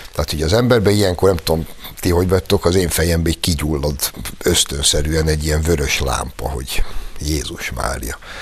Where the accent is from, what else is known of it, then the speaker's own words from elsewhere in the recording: Hungary; mi mégiscsak egy olyan országban születtünk, én például 63-ban, vagyis 7 évvel azután, hogy a Szovjetunió brutálisan vérbe folytotta a magyar forradalmat, és egész fiatalságomat azzal egy olyan országban töltöttem